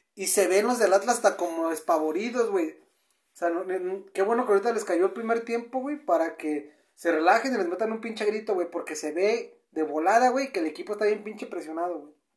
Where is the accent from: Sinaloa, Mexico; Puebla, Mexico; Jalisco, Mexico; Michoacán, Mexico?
Jalisco, Mexico; Guadalajara; nosotros que somos de Guadalajara